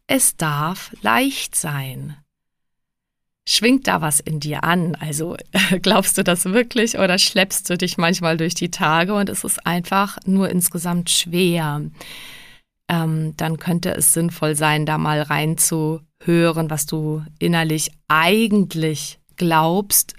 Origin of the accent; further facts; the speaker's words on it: Prague, Czechia; now in Germany; Ich bin ja Tschechin in Prag geboren